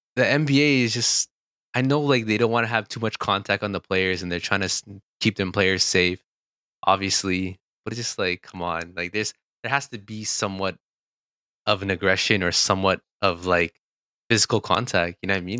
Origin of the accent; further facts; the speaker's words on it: Toronto, Ontario, Canada; we're from Toronto